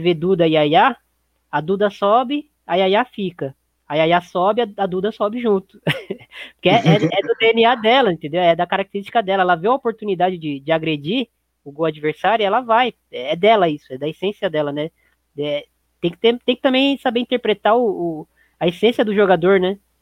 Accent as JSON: {"language": "Portuguese", "country": "Brazil", "said": "a gente, como brasileiro"}